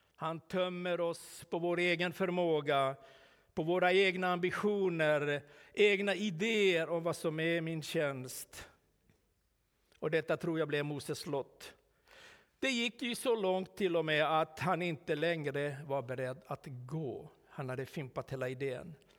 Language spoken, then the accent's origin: Swedish; Finland; moved away; also born or lived in Sweden; hemma i Finland